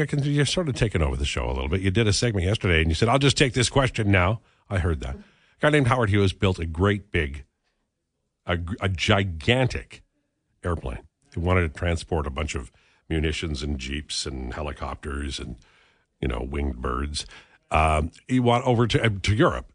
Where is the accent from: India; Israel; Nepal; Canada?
Canada; I'm a Canadian.